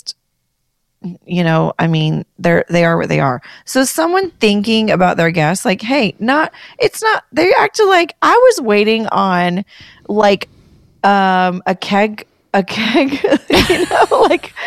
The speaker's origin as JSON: {"language": "English", "town": "Atlanta", "region": "Georgia", "country": "United States", "tie": "born or raised there", "said": "I'm from Atlanta"}